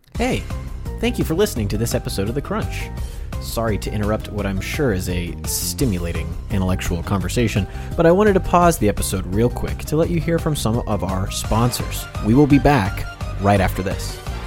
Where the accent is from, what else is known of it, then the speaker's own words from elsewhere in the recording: Kansas, United States; moved away; also born or lived in Oklahoma; I'm from Oklahoma, or I'm from Kansas